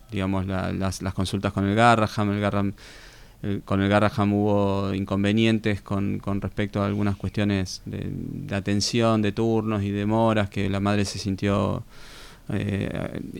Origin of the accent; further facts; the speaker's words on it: Béccar, Buenos Aires Province, Argentina; moved away as an adult; now in Tandil, Argentina; Yo nací en Becar, partido